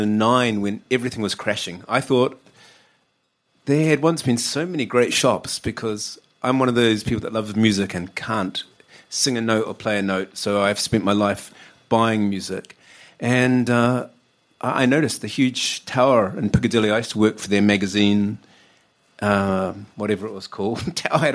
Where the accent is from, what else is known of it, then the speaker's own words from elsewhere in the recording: New Zealand; now in United Kingdom; I should confess before anyone kind of twigs it from my accent that I come from down under. Never done. I'm a Kiwi.